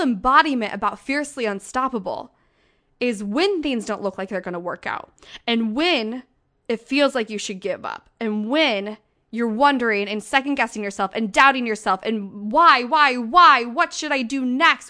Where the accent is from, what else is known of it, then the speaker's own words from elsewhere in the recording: St. Louis, Missouri, United States; now in Denver, United States; my hometown